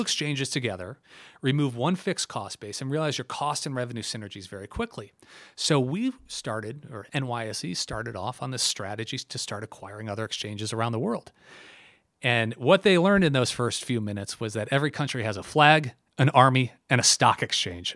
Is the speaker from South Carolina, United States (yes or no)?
no; Milford, Michigan, United States; moved away as an adult; now in New York City, United States; I am from Milford, born and raised